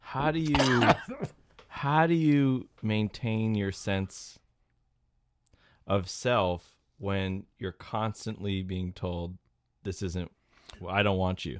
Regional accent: Central Connecticut, United States; I grew up in Central Connecticut

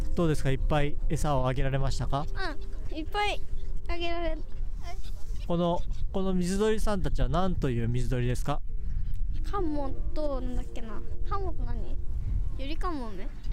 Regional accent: Ikejiri, Tokyo, Japan; うちの地元でいうと池尻

